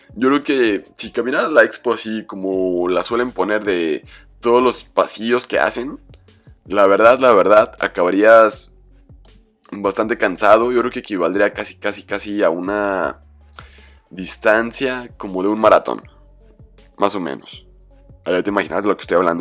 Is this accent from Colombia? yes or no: no; Mexico; como latino, como mexicano